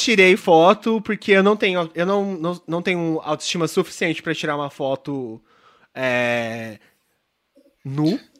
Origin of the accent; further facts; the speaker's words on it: São Paulo, Brazil; eu sou uma pessoa criada. Eu, fui eu assim, eu nasci em São Paulo.